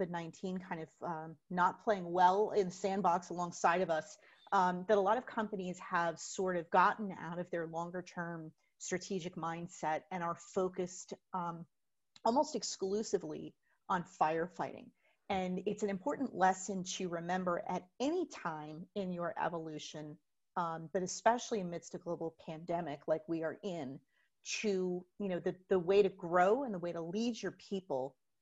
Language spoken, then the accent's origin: English; Plainfield, New Jersey, United States; my hometown of Plainfield, New Jersey